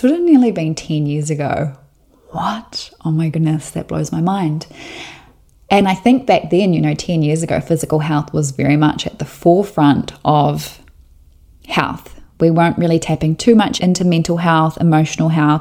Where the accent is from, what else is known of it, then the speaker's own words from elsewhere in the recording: Southland, New Zealand; I was born and raised in Southland, New Zealand, and I grew up on a sheep and beef farm about 20 minutes north of Invercargill